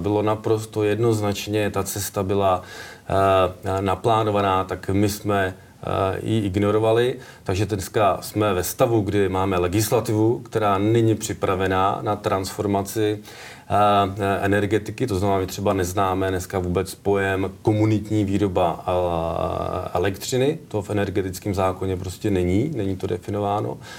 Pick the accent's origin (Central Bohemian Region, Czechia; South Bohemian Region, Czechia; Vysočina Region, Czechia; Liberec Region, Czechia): Central Bohemian Region, Czechia; Kladno; moved away; also born or lived in Plzeň; protože pocházím vlastně z Kladna, nebo chodil jsem do Kladna na průmku, tak a můj táta dělal celý život v kladenské poldovce